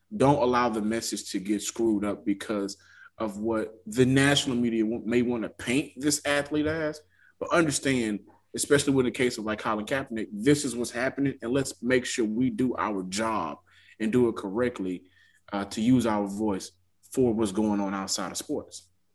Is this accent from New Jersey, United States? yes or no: no; Texas, United States; I'm from Texas